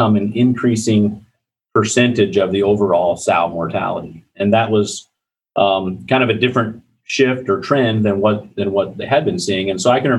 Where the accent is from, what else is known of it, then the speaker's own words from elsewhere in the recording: Iowa, United States; I grew up in Iowa. I'm an Iowa native